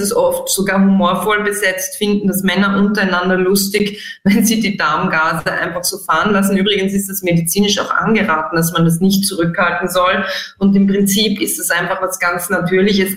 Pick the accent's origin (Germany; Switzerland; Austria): Austria; bei uns in Mitteleuropa, in Österreich